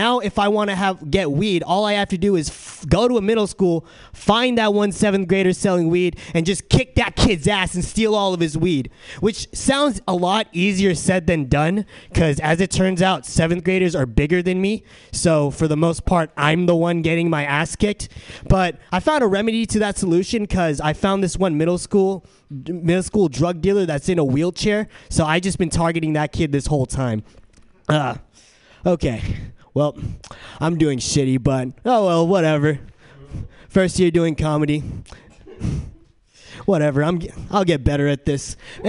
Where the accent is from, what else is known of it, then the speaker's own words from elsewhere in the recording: San Diego, California, United States; now in San Francisco, United States; So I'm from San Diego, and I noticed San Diego and San Francisco, two very different cities.